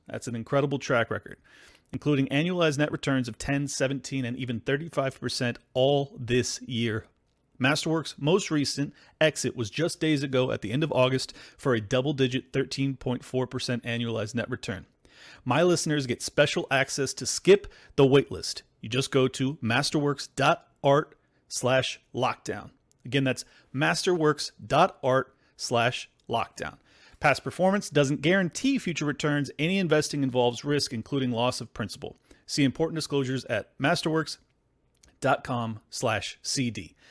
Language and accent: English; United States; I am an American